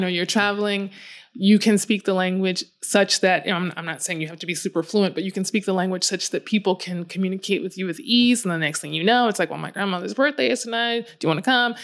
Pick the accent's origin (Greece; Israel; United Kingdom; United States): United States; Chicago, Illinois; I grew up in Chicago, so inland, although we have a very large and beautiful lake.